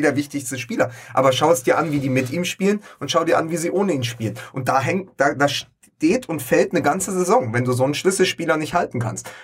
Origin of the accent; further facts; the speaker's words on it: Berlin, Germany; als Berliner und langjähriger äh, Unterstützer der Hertha